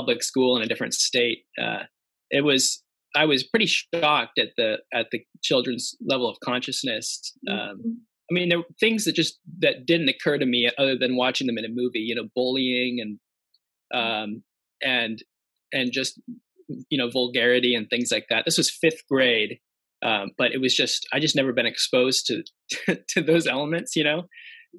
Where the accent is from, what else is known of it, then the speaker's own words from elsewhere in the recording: Spokane, Washington, United States; also born or lived in Tucson, Arizona / Utah; When I was 10 or 9, we moved up to Spokane, Washington